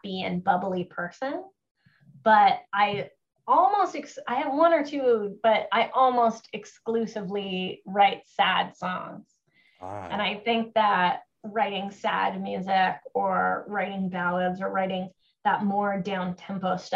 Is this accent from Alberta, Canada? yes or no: no; Kenora, Ontario, Canada; my hometown of Kenora, Ontario